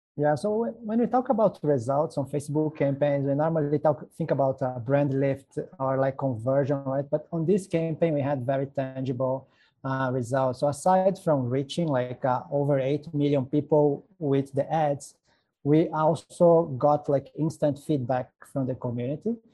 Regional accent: Brazil; moved away as an adult; also born or lived in Dubai / Malaysia / Hong Kong / Singapore; I'm originally from Brazil.

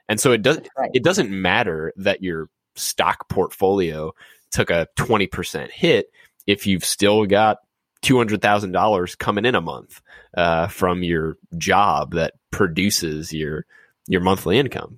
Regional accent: New Orleans, Louisiana, United States; growing up in New Orleans

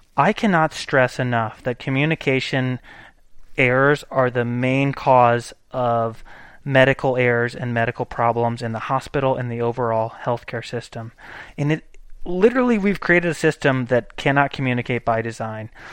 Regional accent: United States

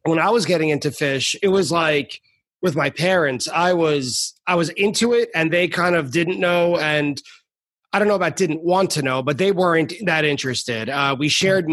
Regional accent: Merrick, New York, United States; I'm also from Long Island. I grew up my whole life in Merrick

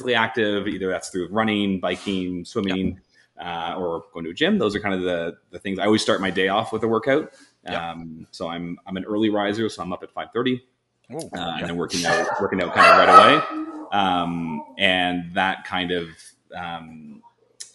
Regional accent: Toronto, Ontario, Canada; I'm born and raised in Toronto, big city kids.

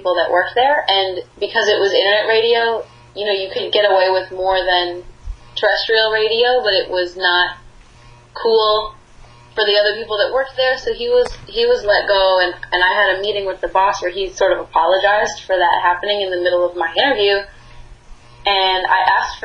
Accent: Burlington, Connecticut, United States; moved away; also born or lived in Boston / Nashville; I'm from Burlington, and I went to high school in Farmington

